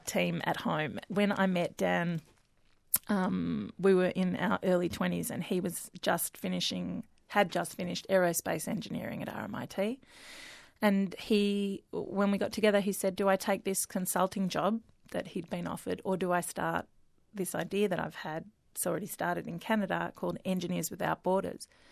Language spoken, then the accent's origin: English; Melbourne, Victoria, Australia; grew up, born and bred in Melbourne